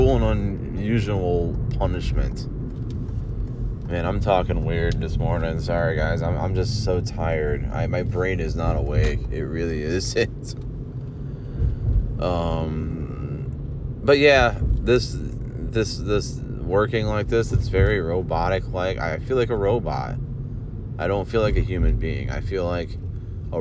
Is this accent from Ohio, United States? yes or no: yes; Olmsted Falls, Ohio, United States; I grew up on Uncle Al's living in Olmsted Falls